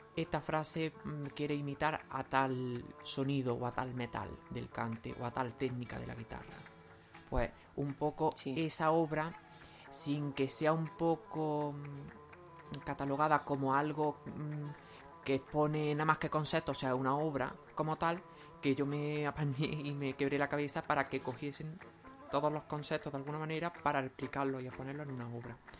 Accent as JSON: {"language": "Spanish", "town": "Lucena", "region": "Andalusia", "country": "Spain", "tie": "born or raised there", "also_born_or_lived": "Doña Mencía", "said": "soy de Lucena y he vivido siempre en Lucena"}